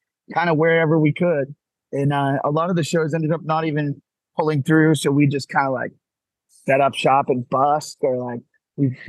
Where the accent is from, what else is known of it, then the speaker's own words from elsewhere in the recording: Gloucester, Massachusetts, United States; So we're from Gloucester, Massachusetts.